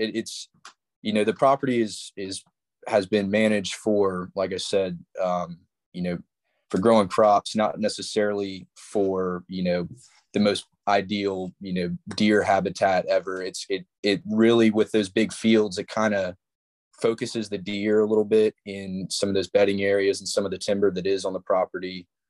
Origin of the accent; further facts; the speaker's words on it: Charleston, South Carolina, United States; born there; I was born in Charleston, went to Wando High School, played football and baseball there.